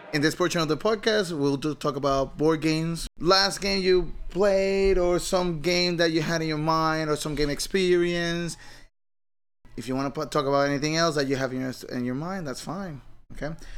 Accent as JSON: {"language": "English", "country": "Puerto Rico", "tie": "born or raised there", "said": "I grew up in Puerto Rico"}